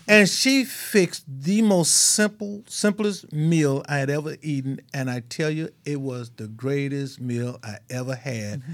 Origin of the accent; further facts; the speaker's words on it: Mississippi, United States; I grew up in Mississippi. We just dirt poor